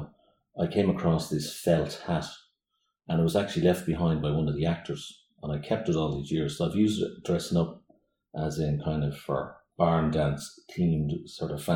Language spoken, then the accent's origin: English; Blackrock, Leinster, Ireland; also born or lived in Kilcool; now in Greystones, Ireland; I grew up in Blackrock, beside the sea